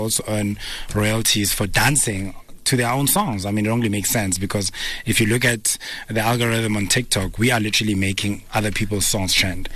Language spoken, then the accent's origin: English; Pretoria, Gauteng, South Africa; also born or lived in Soweto; I grew up in Pretoria, Soshanguve.